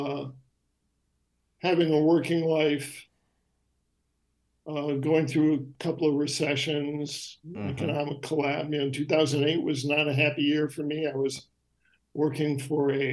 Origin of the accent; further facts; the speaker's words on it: Syracuse, New York, United States; moved away; also born or lived in Chicago, Illinois; I grew up in Syracuse, New York